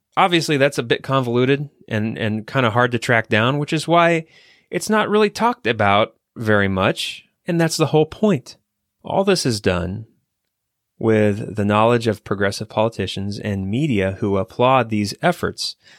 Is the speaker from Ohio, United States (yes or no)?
yes; Ohio, United States; at the Ohio State University, actually, uh, my home state